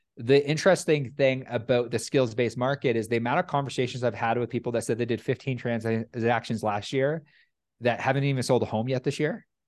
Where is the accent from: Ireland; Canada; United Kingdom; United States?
Canada; I'm Canadian